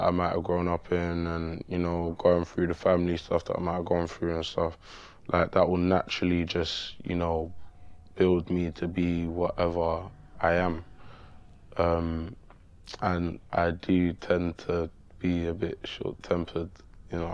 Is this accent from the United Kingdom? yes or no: yes; London, United Kingdom; I'm from Manor House.